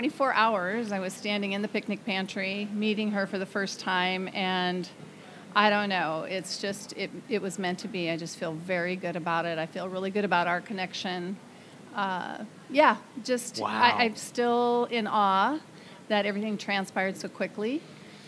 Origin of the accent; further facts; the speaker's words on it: Stanwood, Washington, United States; also born or lived in Mount Vernon, Washington; I grew up in Stanwood and lived here through seventh grade, moved to Mount Vernon in eighth grade